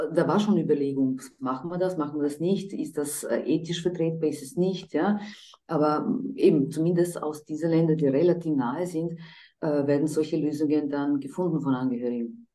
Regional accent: Croatia; moved away; ich komme selber aus Kroatien und bin eigentlich aus einer gemischten Ehe

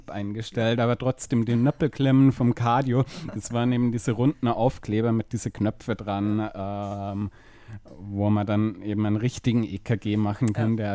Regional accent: Munich, Bavaria, Germany; moved away; ich komme aus München

